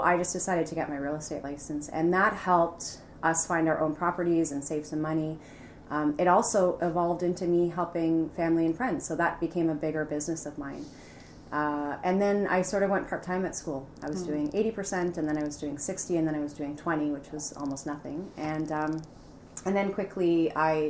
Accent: Mississauga, Ontario, Canada; also born or lived in London, Ontario; I've always lived in Mississauga, born and raised there, went to high school there

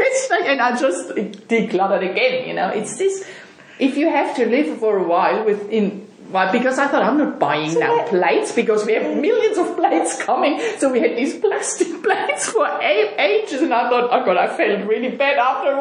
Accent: Germany; moved away as an adult; I'm from Germany, and we moved here 7 years ago

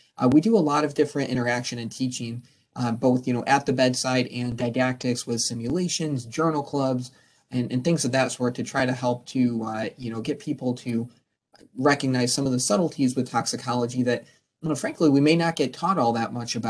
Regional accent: Binghamton, New York, United States; moved away as an adult; now in Syracuse, United States; I'm a native from the Binghamton area

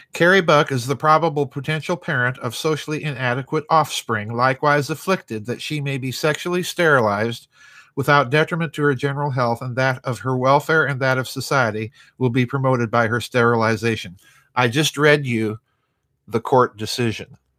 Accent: South Dakota, United States; my home state in the United States of South Dakota

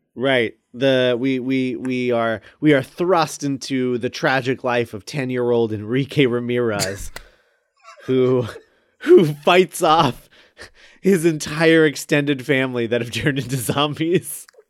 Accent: United States; we're American

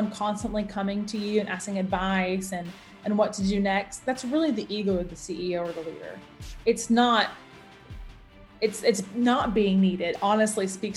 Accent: United States; also born or lived in Arizona / Nashville, Tennessee; now in Atlanta, United States; I grew up in the States, and I grew up between Arizona and Tennessee, Nashville, Tennessee.

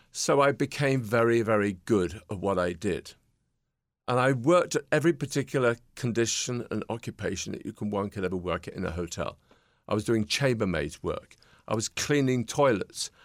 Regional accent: Peterborough, East of England, United Kingdom; standing in my front window in my hometown in Peterborough, England

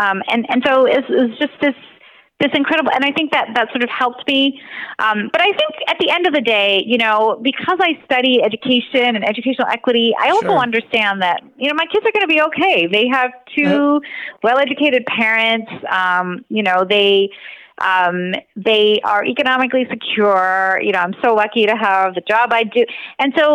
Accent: United States; I was born in the United States and grew up, you know, obviously went to school here

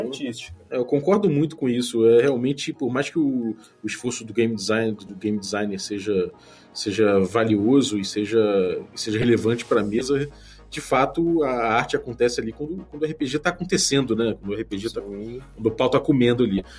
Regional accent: Rio de Janeiro, Brazil; como bom carioca

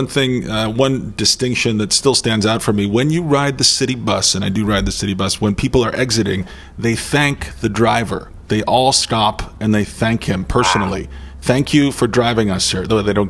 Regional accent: United States; I'm a fellow American

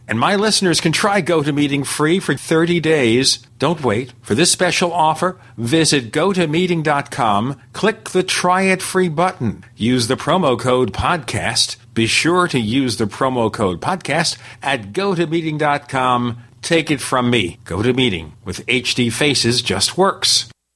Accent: New York City, New York, United States; We grew up in Brooklyn, New York

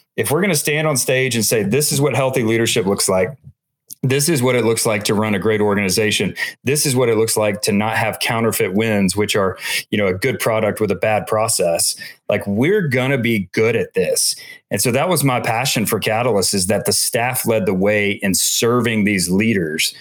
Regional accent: Atlanta, Georgia, United States; I grew up in Atlanta, here in Atlanta

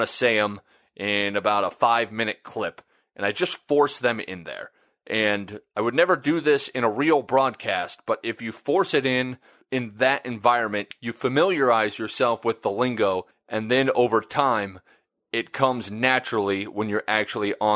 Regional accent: Nebraska, United States; moved away; also born or lived in Vermilion; I grew up in Nebraska, where college football means everything

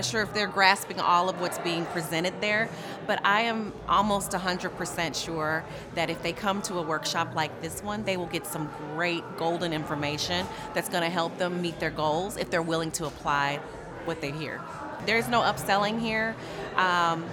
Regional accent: Tulsa, Oklahoma, United States; I'm from Tulsa, Oklahoma

